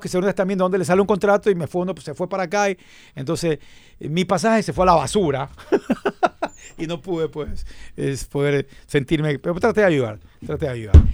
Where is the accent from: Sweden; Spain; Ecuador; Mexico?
Ecuador; somos ecuatorianos